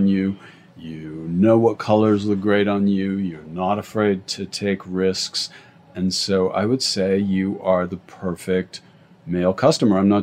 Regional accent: Santa Fe, New Mexico, United States; also born or lived in London; now in Los Angeles, United States; I grew up in Santa Fe

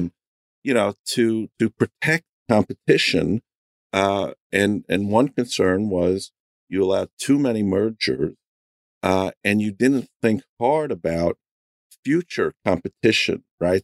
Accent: New York, United States; also born or lived in Cleveland; I grew up in New York

